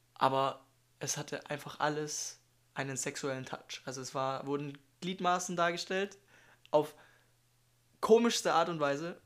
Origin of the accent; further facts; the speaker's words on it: Germany; Ich komme aus Deutschland